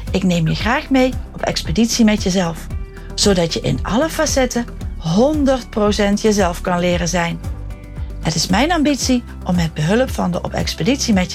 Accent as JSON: {"language": "Dutch", "region": "North Brabant", "country": "Netherlands", "tie": "born or raised there", "lives_now": "Harlingen, Netherlands", "said": "geboren en getogen in Brabant en inmiddels al jaren gelukkig in Harlingen."}